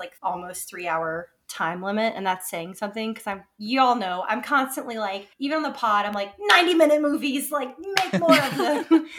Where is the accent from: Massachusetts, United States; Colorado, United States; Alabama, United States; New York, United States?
Alabama, United States; now in Georgia, United States; I'm in Georgia. I'm from Alabama.